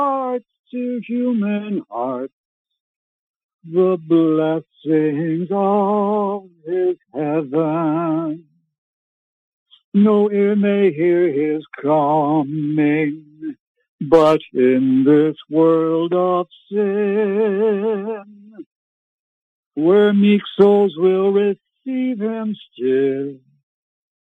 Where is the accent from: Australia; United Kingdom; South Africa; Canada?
Canada; I was born in Canada